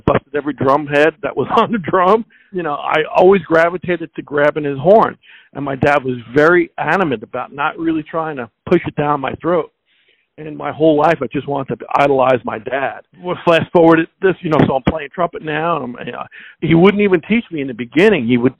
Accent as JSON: {"language": "English", "area": "South Shore of Long Island", "region": "New York", "country": "United States", "tie": "born or raised there", "said": "growing up in a half hour from Manhattan, growing up in Long Island, the South Shore of Long Island"}